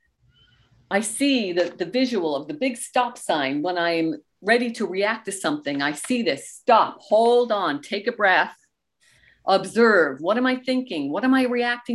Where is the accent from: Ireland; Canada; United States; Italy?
Canada; also born or lived in Goderich, Ontario; we are Canadian